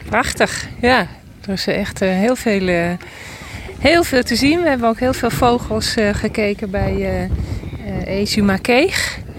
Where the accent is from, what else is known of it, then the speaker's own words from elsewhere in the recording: Spaarndam, North Holland, Netherlands; Uit uh, Spaarndam, Noord-Holland